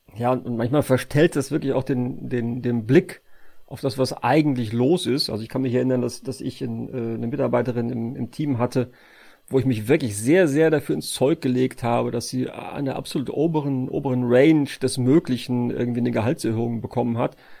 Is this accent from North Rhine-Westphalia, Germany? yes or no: yes; Sauerland, North Rhine-Westphalia, Germany; ich komme ja aus Westfalen, äh, beziehungsweise das sage ich immer nur, um zu verschleiern, dass ich eigentlich aus dem Sauerland komme